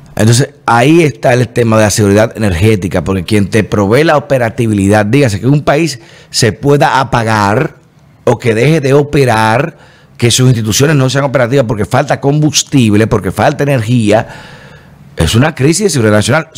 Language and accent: Spanish; Dominican Republic